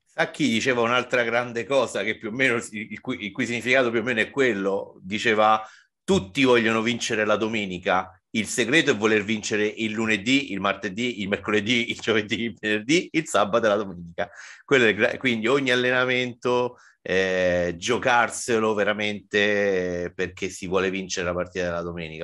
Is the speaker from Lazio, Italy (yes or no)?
yes; Rome, Lazio, Italy; che sono romano, vivo a Roma